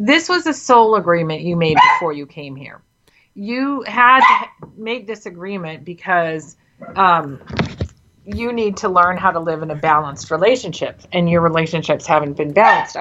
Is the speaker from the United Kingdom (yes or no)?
yes; England, United Kingdom; I was born in England